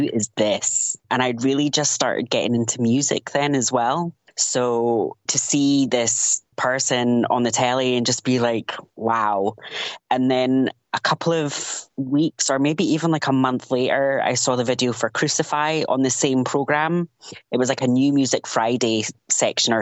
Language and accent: English; Highlands of Scotland, United Kingdom; also born or lived in Edinburgh; now in Dalkeith, United Kingdom; I grew up in the Highlands of Scotland